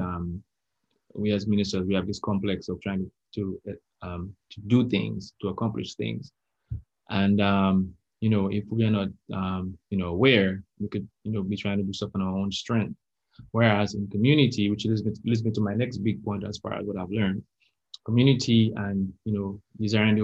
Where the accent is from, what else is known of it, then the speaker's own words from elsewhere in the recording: Dominica; I'm actually from Dominica, which is called the Nature Island of the Caribbean.